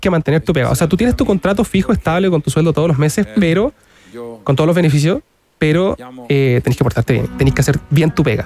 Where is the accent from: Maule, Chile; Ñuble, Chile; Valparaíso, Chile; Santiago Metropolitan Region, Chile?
Ñuble, Chile; San Carlos; Yo soy de San Carlos